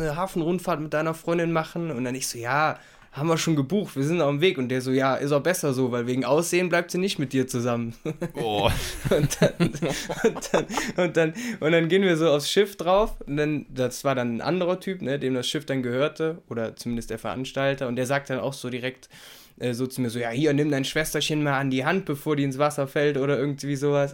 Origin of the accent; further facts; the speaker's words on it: Rhineland, Germany; als Rheinländer